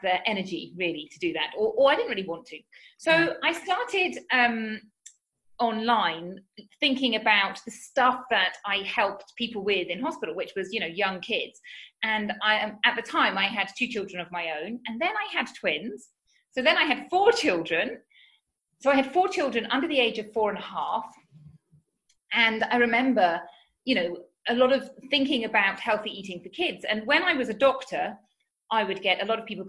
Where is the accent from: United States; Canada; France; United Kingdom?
United Kingdom; moved away as an adult; now in Spain; as you can tell from my accent, I'm from the UK